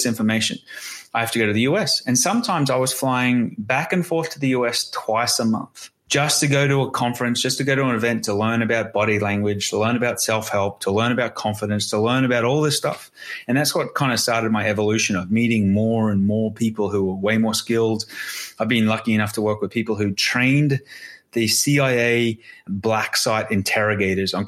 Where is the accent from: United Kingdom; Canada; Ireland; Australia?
Australia; I'm Australian.